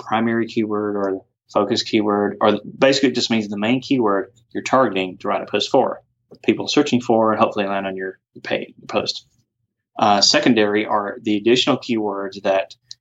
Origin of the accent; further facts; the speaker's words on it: off Singleton Road, near Jimmy Carter Boulevard, Georgia, United States; also born or lived in Duluth, Georgia / Roswell, Georgia / Alpharetta, Georgia; originally off somewhere off Singleton Road, not too far from Jimmy Carter Boulevard